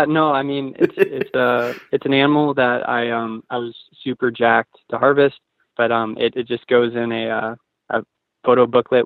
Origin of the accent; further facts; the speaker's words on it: Springfield, Oregon, United States; also born or lived in Portland, Oregon; born in Springfield, Oregon, went to Thurston High.